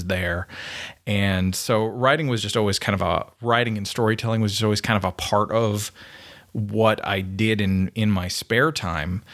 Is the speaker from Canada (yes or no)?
yes; Canada; now in United States; I'm a Canadian, so sorry. Everybody knows that from the way I talk funny